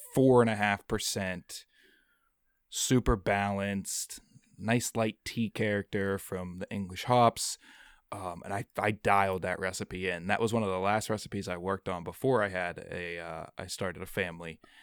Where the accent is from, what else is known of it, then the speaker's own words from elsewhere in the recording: Pittsburgh, Pennsylvania, United States; came on as a part-time guide here in my hometown of Pittsburgh